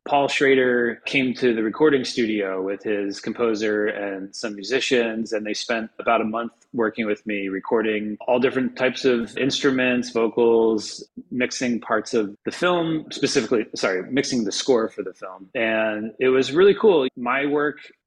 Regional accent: the Poconos, Pennsylvania, United States; also born or lived in New York City; now in Los Angeles, United States; I grew up in Pennsylvania, actually, in the mountains, in the Poconos

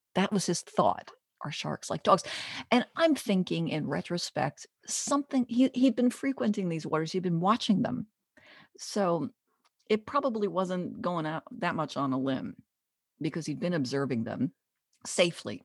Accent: Jersey Shore, New Jersey, United States; I'm from the Jersey Shore

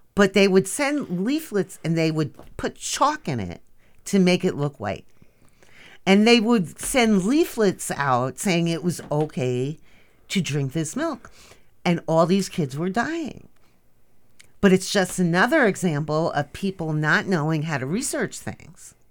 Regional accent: Bergenfield, New Jersey, United States; moved away; I am from a blue-collar town called Bergenfield, New Jersey

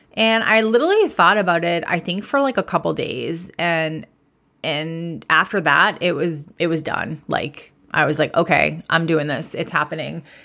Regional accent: Massachusetts, United States; I'm from Massachusetts. I am a proud masshole, as we like to call ourselves.

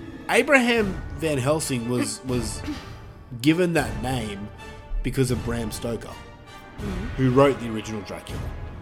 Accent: United Kingdom; I mean, we're all from Britain, but whatever.

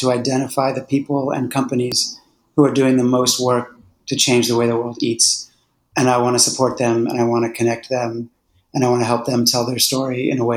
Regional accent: Philadelphia, Pennsylvania, United States; I grew up in Philadelphia

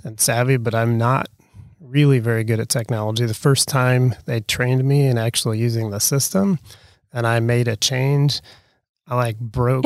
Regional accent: Eureka, Illinois, United States; also born or lived in Chicago suburbs, Illinois; now in Peoria, United States; Born and raised in Eureka, Illinois

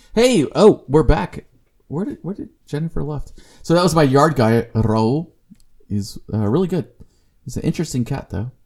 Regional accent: Corpus Christi, Texas, United States; CC is Corpus Christi, that's my hometown

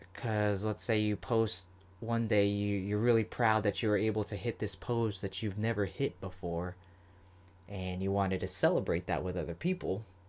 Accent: Florida, United States; I'm from Florida

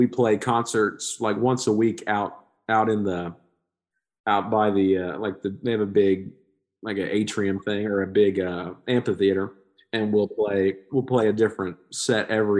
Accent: Skiatook, Oklahoma, United States; This is my hometown

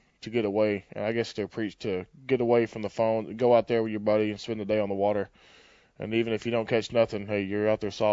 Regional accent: Cold Spring, Texas, United States; moved away; also born or lived in Groveton, Texas / Oklahoma; I grew up in Cold Spring, Texas there, there on Lake Livingston

